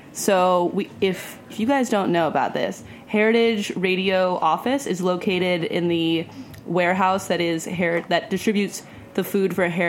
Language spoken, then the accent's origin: English; Los Angeles, California, United States; moved away as an adult; now in New York, United States; I'm from Los Angeles